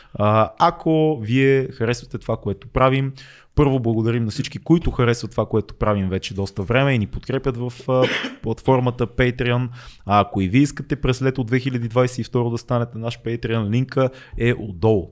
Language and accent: Bulgarian; Sofia, Sofia City, Bulgaria; Едно време в Надежда, цеци като джитках между блоковете по празници